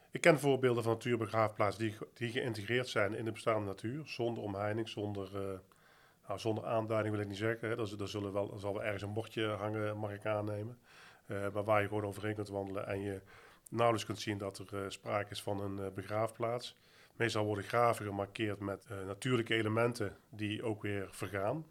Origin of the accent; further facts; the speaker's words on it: Netherlands; voor mij als Nederlander, consument, medewerker van Dela